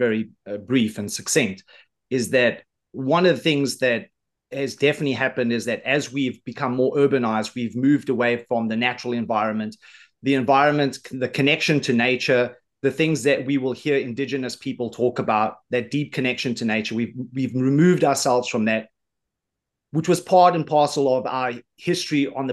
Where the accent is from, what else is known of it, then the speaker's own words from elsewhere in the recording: South Africa; I come from South Africa, but all of my ancestors came from the United Kingdom, specifically Scotland